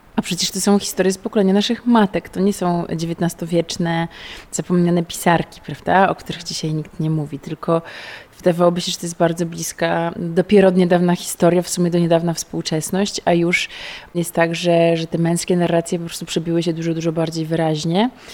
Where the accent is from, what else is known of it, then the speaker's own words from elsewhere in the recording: Gdańsk, Pomeranian Voivodeship, Poland; No ja też jestem stąd... Y, z Gdańska, tu się urodziłam, tu się wychowałam